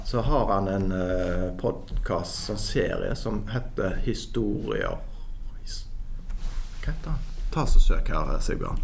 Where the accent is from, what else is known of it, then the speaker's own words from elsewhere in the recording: Haugesund, Rogaland, Norway; now in Bergen, Norway; jeg er fra Haugesund. Ja. Jeg eh, har bodd eh, vel nå mesteparten av livet mitt i Bergen